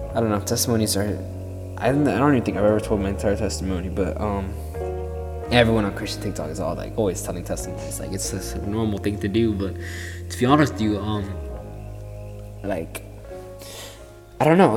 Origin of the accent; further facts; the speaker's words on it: Florida, United States; I'm 15 from Florida, and I've lived here all my life.